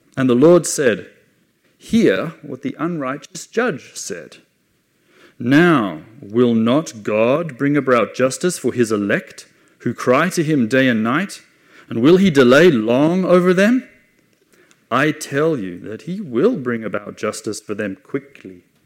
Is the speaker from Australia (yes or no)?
yes; Australia; moved away as an adult; also born or lived in England; now in Jerusalem; I'm Australian. I was born uh, in, in Australia